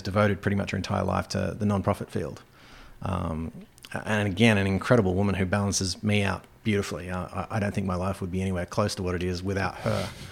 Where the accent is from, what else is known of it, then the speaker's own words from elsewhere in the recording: Australia; moved away as an adult; also born or lived in Germany / England; now in North Country, United States; Growing up in Australia